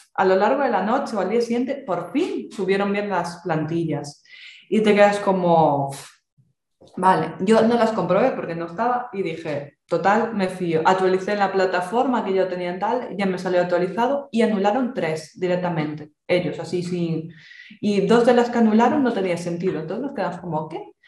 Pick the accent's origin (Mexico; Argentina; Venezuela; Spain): Spain; Galicia; accent: Galician; yo, por si no se notó el acento, ya lo comenté el otro día, yo soy gallega